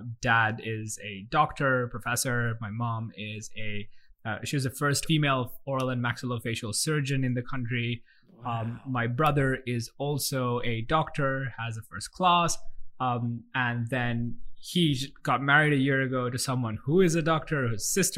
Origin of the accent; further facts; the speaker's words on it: Colombo, Western Province, Sri Lanka; also born or lived in Melbourne, Australia; I grew up, and I still live here in Colombo, Sri Lanka